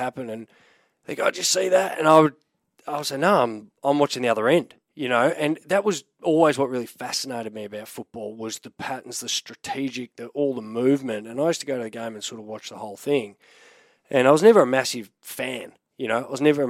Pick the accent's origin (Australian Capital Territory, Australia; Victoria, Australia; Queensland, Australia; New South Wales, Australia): Victoria, Australia; Melbourne; also born or lived in London, United Kingdom; I'm Australian now, not English